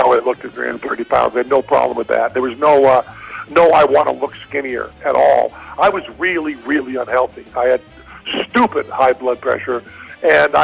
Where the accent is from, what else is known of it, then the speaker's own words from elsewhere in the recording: Western Massachusetts, United States; now in Las Vegas, United States; I'm from Western Massachusetts